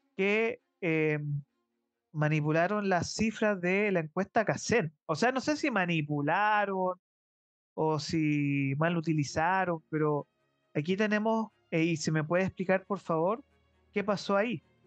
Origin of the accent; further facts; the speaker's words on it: Chile; yo soy chileno y si yo soy empresario, tengo mi emprendimiento acá